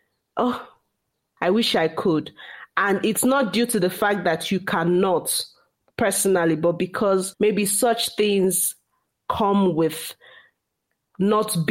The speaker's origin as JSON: {"language": "English", "country": "Nigeria", "tie": "born or raised there", "accent": "Igbo", "said": "as Nigerian women, and the society we grew up"}